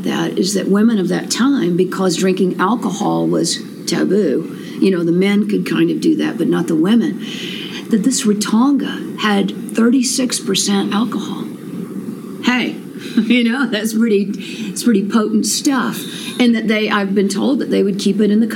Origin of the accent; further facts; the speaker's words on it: Anderson, South Carolina, United States; I grew up in West Anderson at New Prospect.